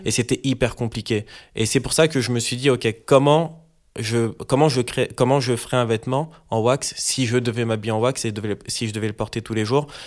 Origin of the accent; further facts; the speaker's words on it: Paris, Île-de-France, France; je suis parisien